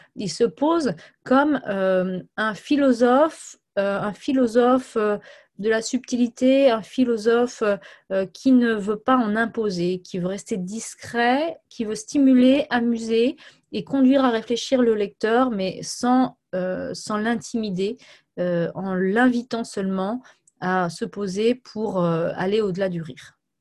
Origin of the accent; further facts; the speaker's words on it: Brittany, France; Je suis bretonne